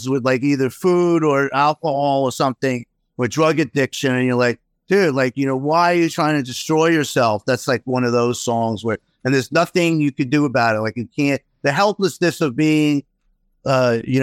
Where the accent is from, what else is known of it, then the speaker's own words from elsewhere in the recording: New York City, New York, United States; moved away as an adult; where we move is not too far from where I grew up in Queens